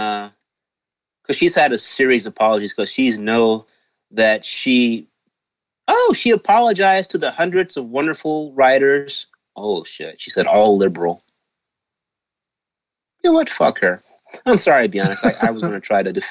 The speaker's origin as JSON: {"language": "English", "region": "Deep East Texas", "country": "United States", "tie": "born or raised there", "said": "I grew up in Deep East Texas"}